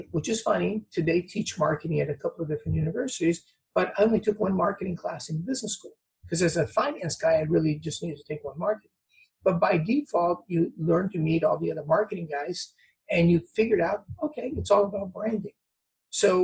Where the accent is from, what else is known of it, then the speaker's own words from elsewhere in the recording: Brazil; moved away; also born or lived in Newport Beach; I'm from Brazil.